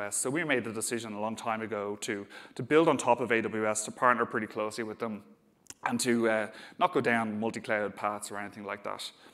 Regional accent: Dublin, Leinster, Ireland; accent: Dublin; I'm based in Dublin, as you can probably tell from my accent.

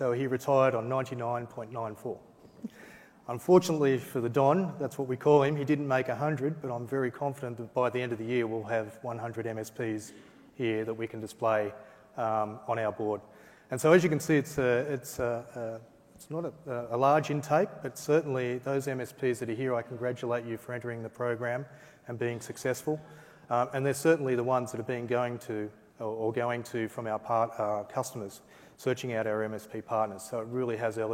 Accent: Australia; being an Aussie

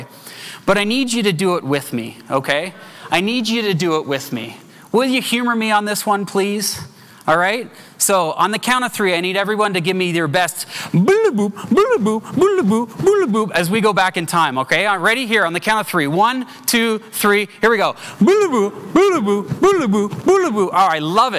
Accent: Canada; As a Canadian

